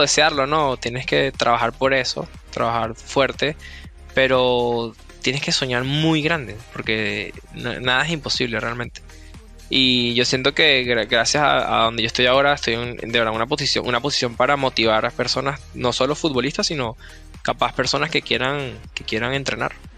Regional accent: Venezuela; moved away as an adult; now in United States

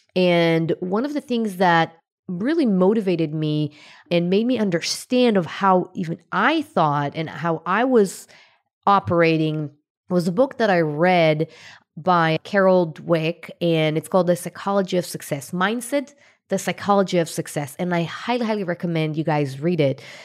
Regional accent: Israel; I was born in Israel to a pretty, you know, poor family. And lack of money was one of the main things that I felt growing up

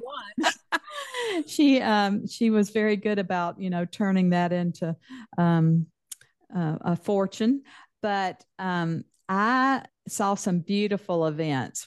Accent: Mississippi, United States; accent: Mississippi Southern; moved away as an adult; now in Texas, United States; I, grew up in the deep South

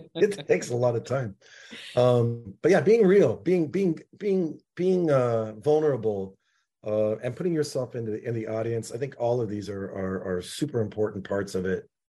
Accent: Seattle, Washington, United States; I'm from Seattle

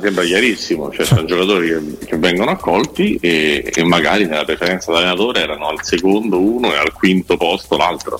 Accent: Milan, Lombardy, Italy; sono milanese

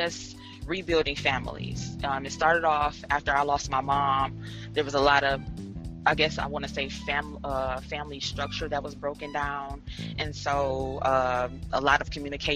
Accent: Detroit, Michigan, United States; moved away; also born or lived in Cleveland, Ohio; I was born in Detroit, Michigan. I moved to Cleveland, Ohio.

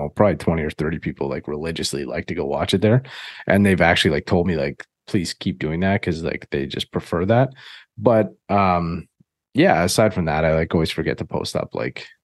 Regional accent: Canada; I'm Canadian

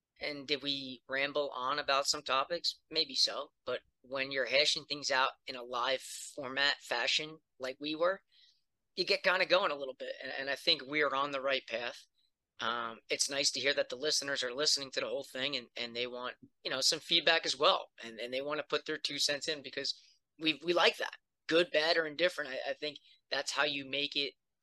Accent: Shore Conference, New Jersey, United States; growing up in the Shore Conference and playing a lot of golf in the area

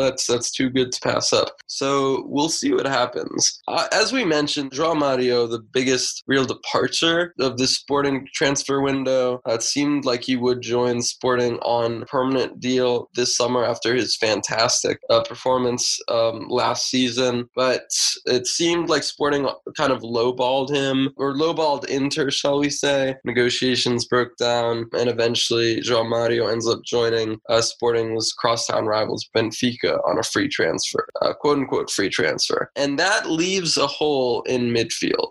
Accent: United States; as an American

